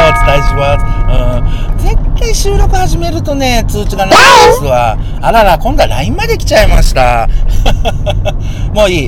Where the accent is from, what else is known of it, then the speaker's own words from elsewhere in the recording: Yamaguchi, Japan; now in Hiroshima, Japan; もともと僕、ね、広島にいますけど、山口生まれなので